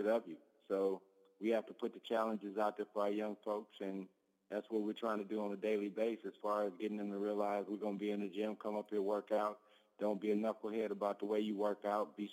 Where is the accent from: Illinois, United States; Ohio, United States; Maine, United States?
Illinois, United States; Park Forest; here in Park Forest in my hometown at my alma mater high school, Rich East High School